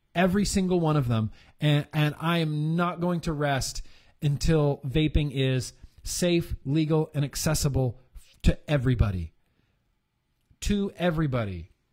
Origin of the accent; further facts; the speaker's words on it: California, United States; My home state of California.